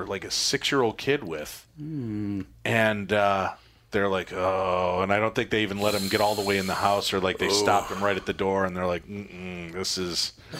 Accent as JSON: {"language": "English", "town": "Medina", "region": "Illinois", "country": "United States", "said": "I'm from Medina, but, you know, if you say Chicago, people know what you're talking about."}